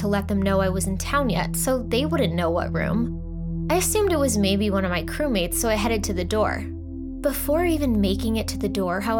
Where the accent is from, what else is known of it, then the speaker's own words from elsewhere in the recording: Texas, United States; moved away as an adult; now in New York, United States; I was born and raised in Texas, but I'd moved to New York when I was 21. So when I found out at the beginning of a week-long trip that I'd have a couple of overnights in Austin, I was super excited to go to my home state for a few days.